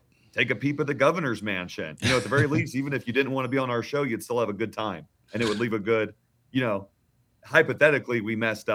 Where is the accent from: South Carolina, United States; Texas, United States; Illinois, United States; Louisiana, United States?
Texas, United States; Garland; I grew up in Garland, Texas